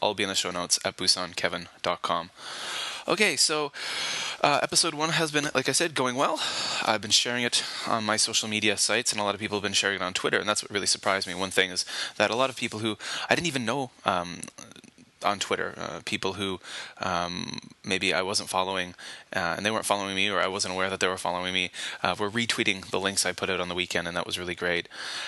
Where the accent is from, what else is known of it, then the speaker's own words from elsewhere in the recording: Canada; now in Kobe, Japan; And again, you know, I come from Canada, and I grew up in a very snowy region, and I had a lot of experience driving in snow